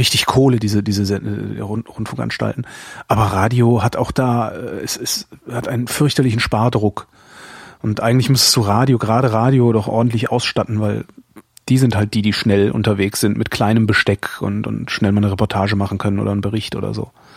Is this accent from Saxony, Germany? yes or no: no; North Rhine-Westphalia, Germany; bei uns in Nord-, in Nordrhein-Westfalen